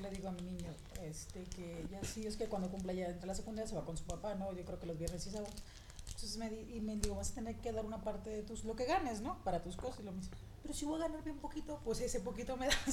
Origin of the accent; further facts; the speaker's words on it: Mexico; aquí en México